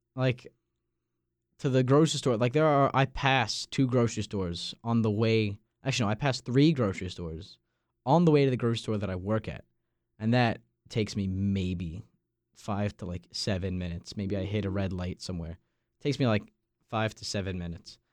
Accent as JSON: {"language": "English", "town": "Massapequa Park", "region": "New York", "country": "United States", "tie": "born or raised there", "moved": "as an adult", "lives_now": "Raleigh, United States", "said": "my hometown, Massapequa Park"}